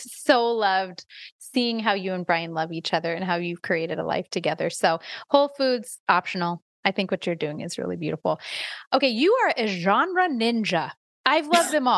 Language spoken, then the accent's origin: English; Iowa, United States; I am from Iowa.